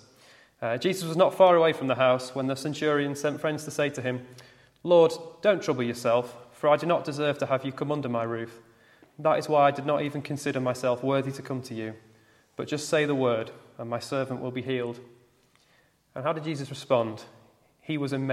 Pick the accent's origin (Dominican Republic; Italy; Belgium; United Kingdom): United Kingdom; as a British Christian